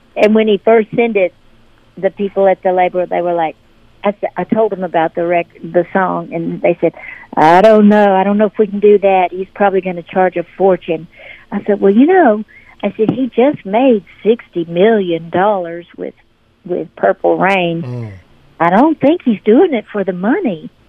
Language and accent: English; Memphis, Tennessee, United States; moved away as an adult; now in Nashville, United States; I was born and raised in Memphis